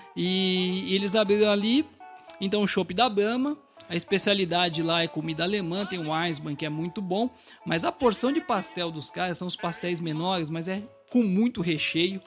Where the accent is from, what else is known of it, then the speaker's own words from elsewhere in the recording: São Paulo, Brazil; bom paulistano